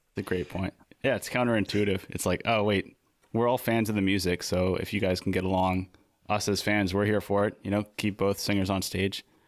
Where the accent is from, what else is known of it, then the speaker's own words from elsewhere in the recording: Maine, United States; also born or lived in New England; now in San Diego, United States; we're from Maine